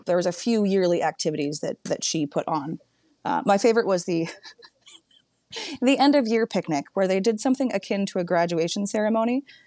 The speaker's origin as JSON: {"language": "English", "area": "Humboldt County", "region": "Northern California", "country": "United States", "tie": "born or raised there", "said": "I grew up in Northern California in Humboldt County"}